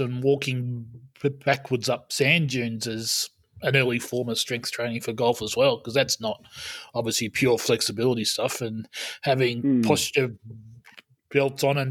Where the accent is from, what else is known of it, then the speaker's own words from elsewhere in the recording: Albury, New South Wales, Australia; moved away; my hometown of Albury